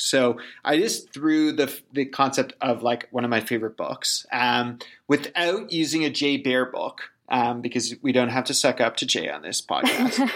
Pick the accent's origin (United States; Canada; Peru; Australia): Canada; I'm Canadian.